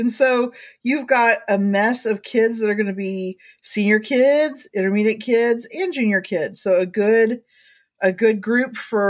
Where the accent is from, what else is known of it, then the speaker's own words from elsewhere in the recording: Indiana, United States; moved away; I grew up in Indiana. And of course, we didn't change time back when I was in Indiana